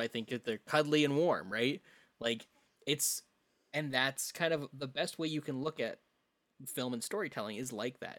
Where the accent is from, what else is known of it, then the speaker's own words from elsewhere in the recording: Saskatoon, Saskatchewan, Canada; I grew up in Saskatoon